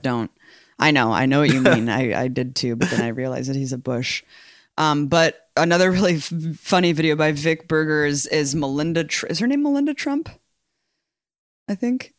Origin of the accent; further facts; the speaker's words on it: United States; I'm American